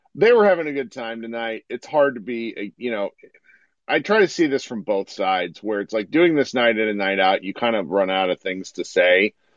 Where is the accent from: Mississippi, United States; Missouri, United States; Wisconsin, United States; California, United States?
Missouri, United States; I was born in Missouri